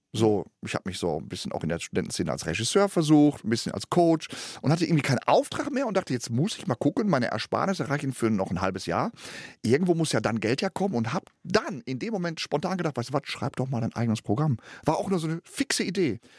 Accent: Gelsenkirchen, North Rhine-Westphalia, Germany; moved away; du kriegst zwar den Jungen aus Gelsenkirchen, aber Gelsenkirchen nicht aus dem Jungen. Das heißt, meine Mentalität ist immer noch Gelsenkirchen

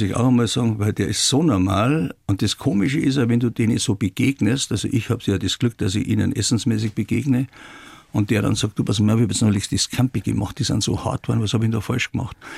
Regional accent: Traunstein, Bavaria, Germany; ich bin in der Haslacher Straße geboren und das Priesterseminar war ungefähr 600 Meter weg. Und als ich dann 17 oder 16, 17 Jahre alt war, dann habe ich dann die Taucherausbildung gemacht und die konnte man in Traunstein ja nur im Priesterseminar machen

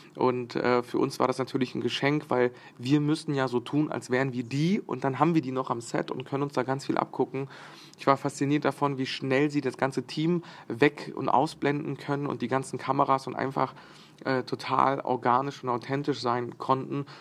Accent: Bosnia & Herzegovina; moved away; Ich bin in Bosnien geboren

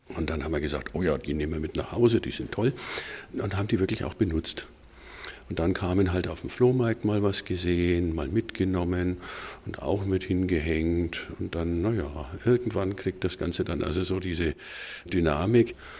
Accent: Bamberg, Bavaria, Germany; in meiner Heimatstadt Bamberg

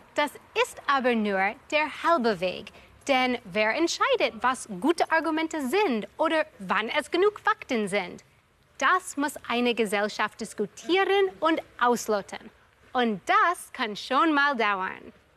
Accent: United States; moved away as an adult; now in Germany; Da komme ich her, aus den USA

